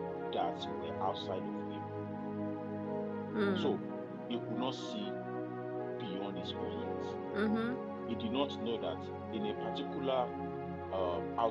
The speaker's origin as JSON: {"language": "English", "country": "Nigeria", "moved": "as an adult", "lives_now": "Texas, United States", "said": "I'm from Nigeria."}